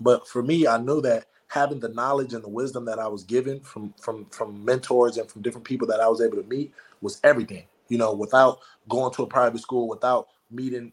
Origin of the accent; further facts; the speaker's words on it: United States; I was born in America, but my bloodline wasn't born in America